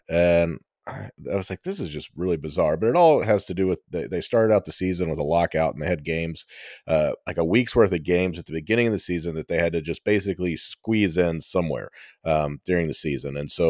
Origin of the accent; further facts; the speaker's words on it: Texas, United States; now in Miami, United States; my hometown baseball team, the Texas Rangers, had just finished a day game. I mean, it was mid-afternoon here in Miami playing the Marlins.